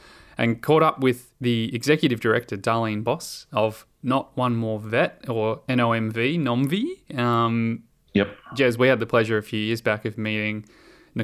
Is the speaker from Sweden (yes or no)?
no; Melbourne, Victoria, Australia; I'm from Melbourne